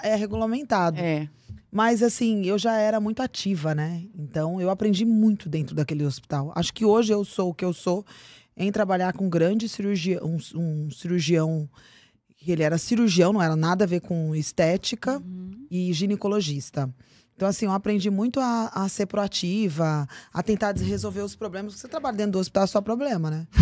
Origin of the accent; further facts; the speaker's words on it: Cuiabá, Mato Grosso, Brazil; now in São Paulo, Brazil; E eu morava em Cuiabá, Mato Grosso, sou de São Paulo. Meus pais foram para lá, eu tinha seis anos de idade